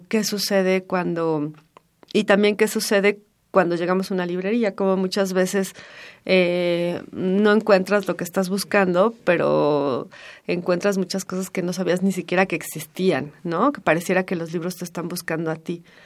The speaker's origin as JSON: {"language": "Spanish", "region": "Mexico City", "country": "Mexico", "tie": "born or raised there", "said": "pienso en Donceles como un lugar en el que, en el que crecí, corrí"}